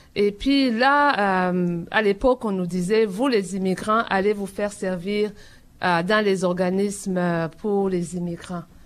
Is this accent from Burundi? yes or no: yes; Burundi; moved away as an adult; now in Toronto, Canada; depuis que j'étais dans mon pays natal, le Burundi où j'ai grandi